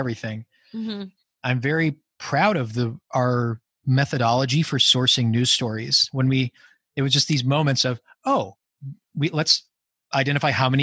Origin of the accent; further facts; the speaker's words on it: Wisconsin, United States; moved away; Wisconsin, which, you know, my home state is